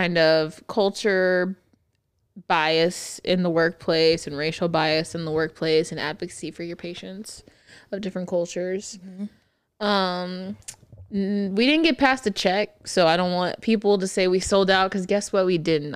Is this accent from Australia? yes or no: no; San Antonio, Texas, United States; I'm from San Antonio, born and raised, puro pinche